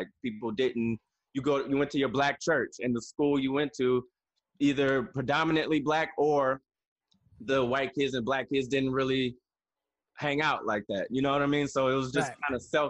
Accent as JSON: {"language": "English", "town": "Toledo", "region": "Ohio", "country": "United States", "tie": "born or raised there", "said": "And well, where I'm from, and still to this day, it was very segregated. So actually it was great for me in the sense of I grew up all around black people."}